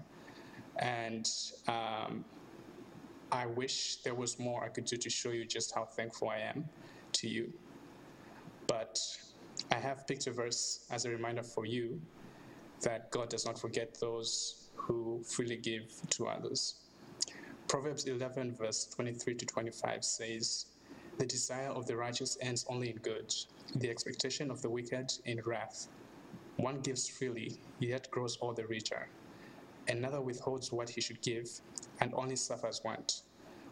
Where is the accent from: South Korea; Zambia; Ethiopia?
Zambia; now in United States; I am from Zambia in Southern Africa